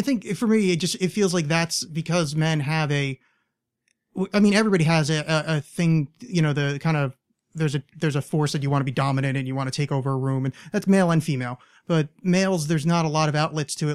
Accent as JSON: {"language": "English", "region": "East Coast", "country": "United States", "tie": "born or raised there", "moved": "as an adult", "said": "I grew up on the East Coast"}